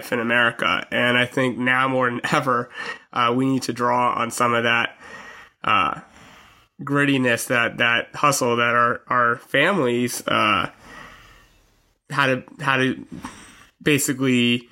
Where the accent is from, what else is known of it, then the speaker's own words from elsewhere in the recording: United States; I was born in the United States